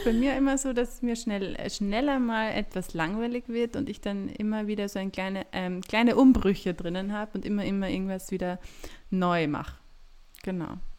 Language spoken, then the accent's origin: German; Graz, Styria, Austria; also born or lived in Lassnitzhöhe, Graz-Umgebung; ich bin in Graz geboren, bin auch in Graz aufgewachsen